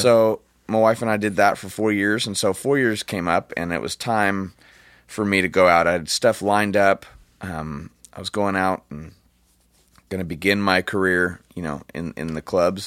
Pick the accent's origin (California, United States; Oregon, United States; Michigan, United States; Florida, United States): California, United States; Orange County; I'm from Orange County. We, we don't, uh, we just don't talk like that.